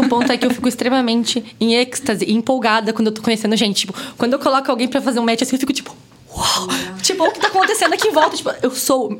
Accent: Londrina, Paraná, Brazil; moved away; vim de Londrina, Paraná, falo porta, porteira, porteirinha

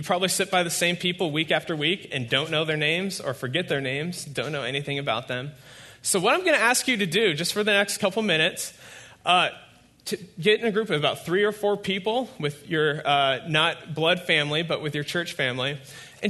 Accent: Fairfield, California, United States; that is my hometown. I don't live there, but I live near there. And so that's where I grew up. I spent the first 23 years of my life mostly in Fairfield

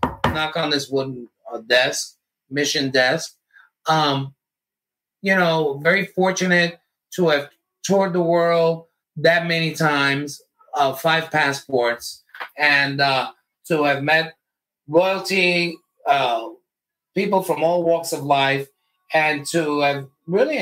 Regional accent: Jersey City, New Jersey, United States; I'm from Jersey City

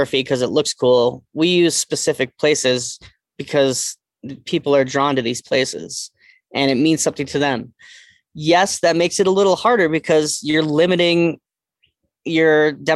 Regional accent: East Coast, United States; moved away; I'm from the East Coast

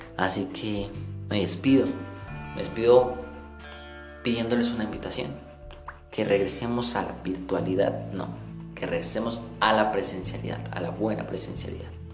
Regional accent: Colombia; Nos está empeorando como colombianos

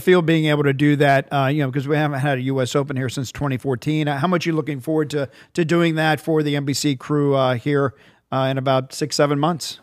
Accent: Virginia Beach, Virginia, United States; moved away; as a kid growing up in Virginia Beach, I grew up in Virginia

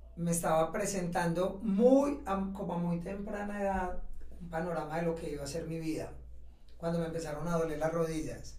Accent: Ciudad Bolívar, Antioquia, Colombia; moved away; also born or lived in London / Madrid; yo estudié en Bolívar y cuando terminé el bachillerato

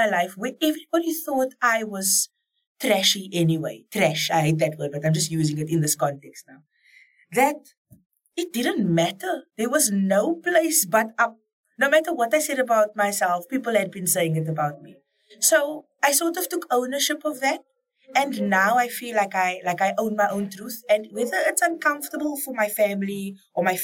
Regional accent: Cape Town, Western Cape, South Africa; as a colored woman growing up on the Cape Flats

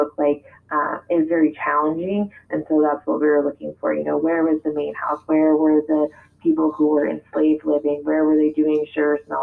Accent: South Lake Tahoe, California, United States; moved away as an adult; also born or lived in Red Bluff, California / San Jose, California / Rhode Island; now in Arizona, United States; I am from California. I was born in Northern California in a little town called Red Bluff, and I spent a lot of my childhood in South Lake Tahoe

